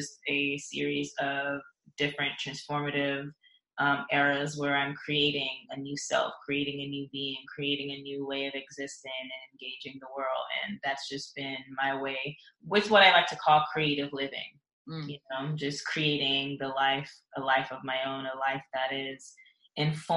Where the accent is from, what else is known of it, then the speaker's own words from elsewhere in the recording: Atlanta, Georgia, United States; also born or lived in Saint Ann, Jamaica; I was born in Jamaica, the countryside in St. Anne, and I spent most of my schooling and stuff here in Atlanta